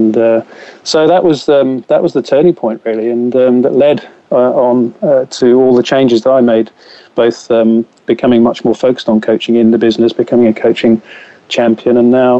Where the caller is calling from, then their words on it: Gloucestershire, South West England, United Kingdom; Yes, I'm calling you from Gloucestershire, so just north of Cheltenham